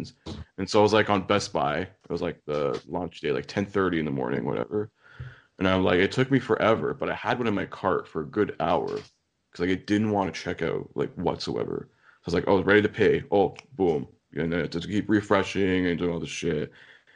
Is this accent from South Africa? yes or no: no; Canada; I'm Canadian, but like, I don't fucking live in the North